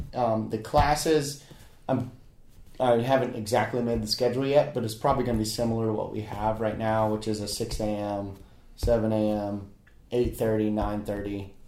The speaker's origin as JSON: {"language": "English", "town": "Charleston", "region": "South Carolina", "country": "United States", "tie": "born or raised there", "said": "I grew up in West Ashley."}